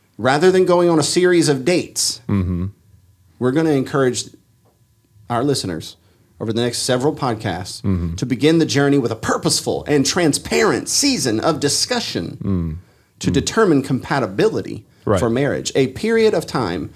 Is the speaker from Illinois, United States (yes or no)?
no; Louisiana, United States; We're from Louisiana